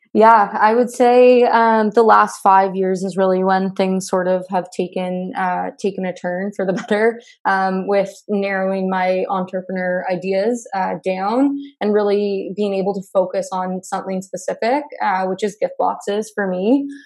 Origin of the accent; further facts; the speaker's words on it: Burlington, Ontario, Canada; now in Hamilton, Canada; I grew up in Burlington, Ontario. Um, I'm currently located in Hamilton